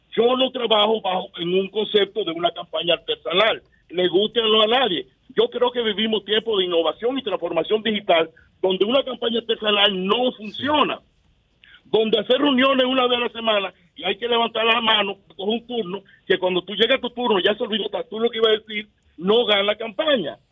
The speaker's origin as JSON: {"language": "Spanish", "country": "Dominican Republic", "said": "yo soy dominicano"}